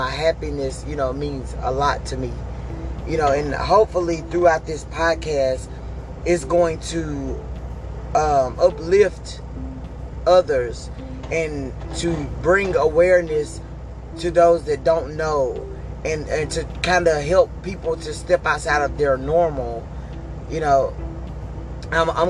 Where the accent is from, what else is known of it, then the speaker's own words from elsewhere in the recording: Hattiesburg, Mississippi, United States; now in Texas, United States; I'm from Hattiesburg, Mississippi. I live in Rocheron, Texas currently.